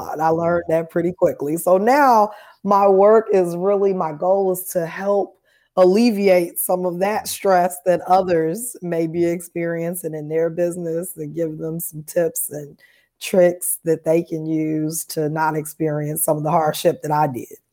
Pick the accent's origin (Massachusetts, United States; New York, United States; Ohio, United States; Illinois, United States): Illinois, United States; Chicago; moved away as an adult; now in Nashville, United States; I'm from Chicago originally, so I'm a Chicago native li-, now living here in Nashville